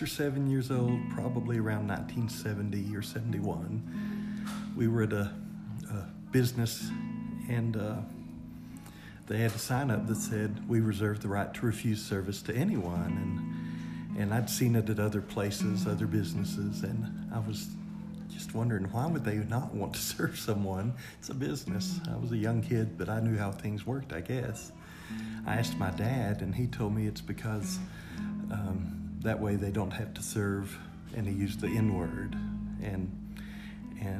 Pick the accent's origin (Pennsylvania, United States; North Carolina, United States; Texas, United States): Texas, United States; Odessa; Growing up in Odessa as a kid